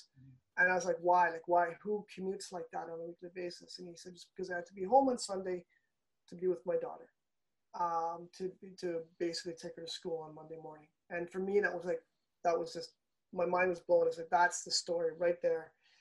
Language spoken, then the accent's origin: English; Toronto, Ontario, Canada